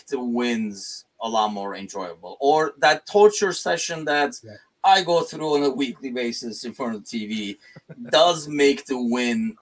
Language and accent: English; Turkey; moved away; I'm originally from Turkey